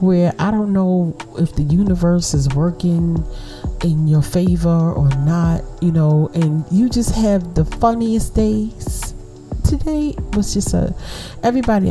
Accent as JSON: {"language": "English", "town": "New York City", "region": "New York", "country": "United States", "tie": "born or raised there", "moved": "yes", "said": "big up Brooklyn? I miss my hometown"}